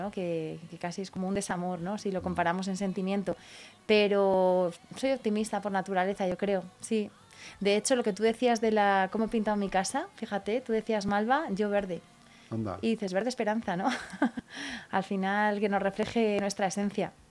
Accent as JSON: {"language": "Spanish", "town": "Valencia de Don Juan", "region": "Castile and León", "country": "Spain", "tie": "born or raised there", "said": "Mi tierra natal, Valencia Don Juan, que ya ahí lo tengo palabrado con el ayuntamiento."}